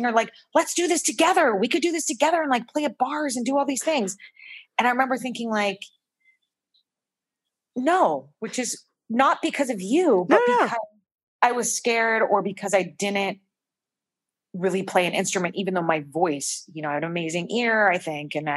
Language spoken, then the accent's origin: English; Marin County, California, United States; also born or lived in San Francisco / New York City; I grew up in Marin County, which is the, you know, the county across the Golden Gate Bridge